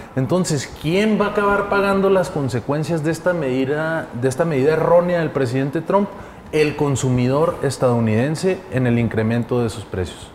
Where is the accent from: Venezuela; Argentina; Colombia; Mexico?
Mexico